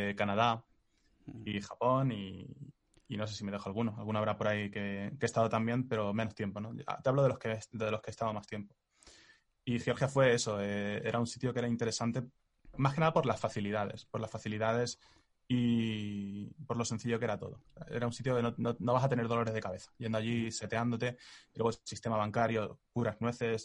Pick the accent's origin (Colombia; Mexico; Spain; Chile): Spain; los que somos españoles